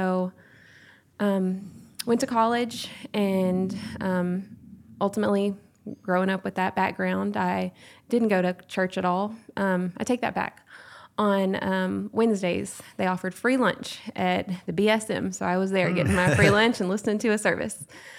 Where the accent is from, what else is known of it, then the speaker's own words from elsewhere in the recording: Longview, Texas, United States; I'm from the Longview-Hallsville area.